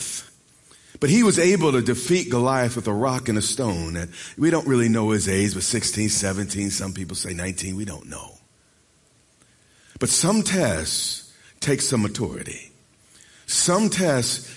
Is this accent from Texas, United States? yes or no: no; Long Island, New York, United States; when I was a child, I grew up in Long Island, New York